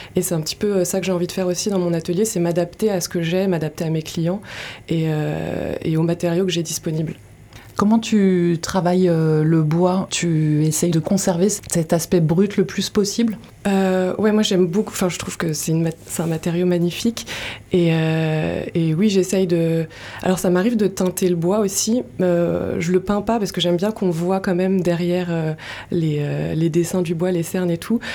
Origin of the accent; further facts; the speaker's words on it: Paris region, Île-de-France, France; moved away as an adult; also born or lived in Montreal, Canada; now in Landes, France; de région parisienne